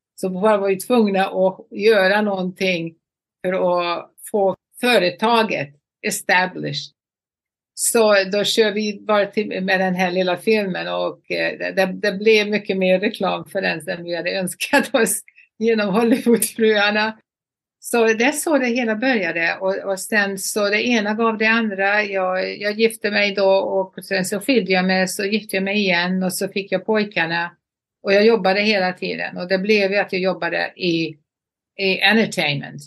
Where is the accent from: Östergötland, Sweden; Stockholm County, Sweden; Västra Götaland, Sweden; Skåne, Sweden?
Västra Götaland, Sweden; Borås; moved away as an adult; also born or lived in Los Angeles, United States; now in Palm Beach, United States; Borås var min hemstad